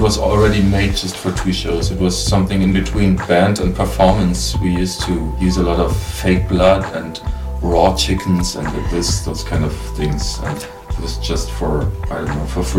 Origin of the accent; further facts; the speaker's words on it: eastern Germany, Germany; born there; maybe because I was born in Eastern Germany.